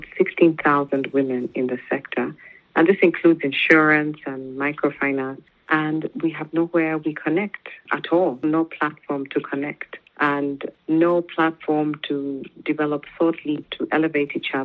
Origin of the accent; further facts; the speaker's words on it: Kenya; moved away as an adult; now in Rwanda; my mother was a businesswoman and we grew up in Kenya